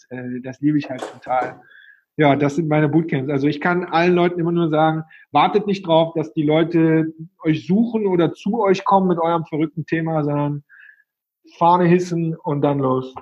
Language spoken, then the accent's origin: German; Cologne, North Rhine-Westphalia, Germany; ich bin aus Köln, wie man vielleicht ein bisschen hört